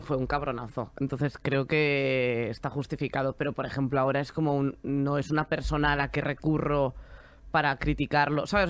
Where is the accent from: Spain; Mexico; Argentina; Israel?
Spain; Galicia; moved away as an adult; now in Madrid, Spain; Yo me quería venir a vivir a Madrid, que además yo soy de Galicia.